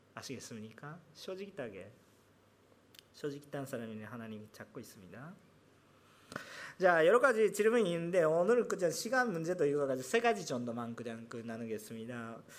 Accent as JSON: {"language": "Korean", "country": "Japan", "said": "저는 일본 사람으로서"}